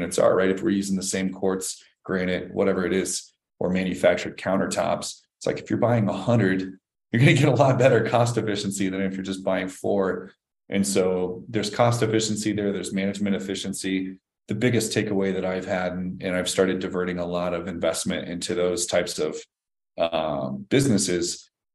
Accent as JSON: {"language": "English", "region": "Nebraska", "country": "United States", "tie": "born or raised there", "moved": "yes", "said": "I grew up in Nebraska, and you know, my dad and I finished off basements"}